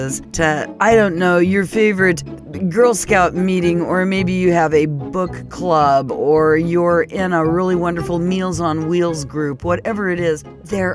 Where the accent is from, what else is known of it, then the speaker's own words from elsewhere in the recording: Phoenix, Arizona, United States; moved away as an adult; also born or lived in New York; now in Minnesota, United States; I was actually raised on soul food in Phoenix, Arizona